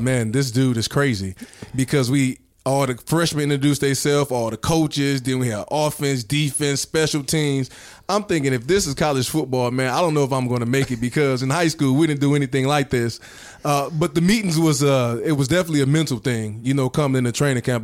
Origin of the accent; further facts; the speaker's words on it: Saginaw, Michigan, United States; growing up in Saginaw and, you know, watching Michigan play